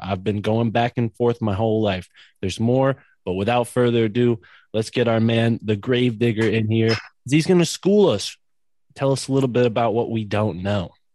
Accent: East Coast, United States; I grew up on the East Coast

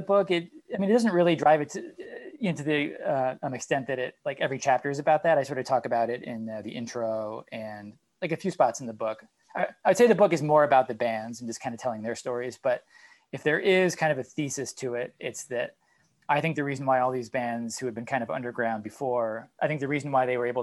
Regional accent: New England, United States; I'm from New England

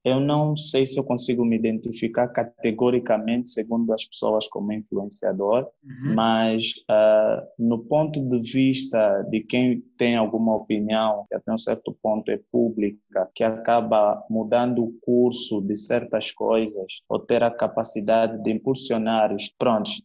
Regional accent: Cabinda, Angola; now in Luanda, Angola; da terra de Cabinda de onde eu sou

